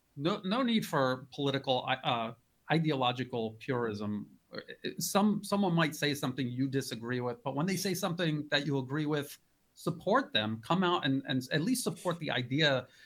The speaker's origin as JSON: {"language": "English", "country": "United States", "moved": "yes", "lives_now": "Thailand", "said": "I'm an American"}